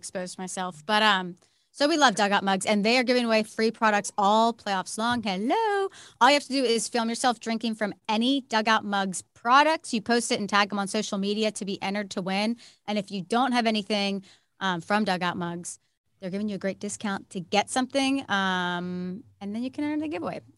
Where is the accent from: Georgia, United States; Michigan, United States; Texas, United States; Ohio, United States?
Texas, United States; Houston; moved away; I grew up a very big Astros fan. I'm from Houston.